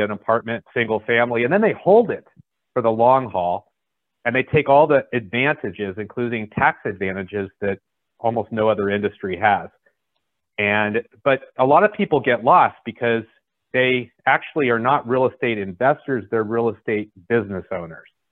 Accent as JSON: {"language": "English", "area": "San Francisco Bay Area", "region": "California", "country": "United States", "tie": "born or raised there", "said": "I grew up, in, I'm from California. Uh, I uh, grew up in the San Francisco Bay Area."}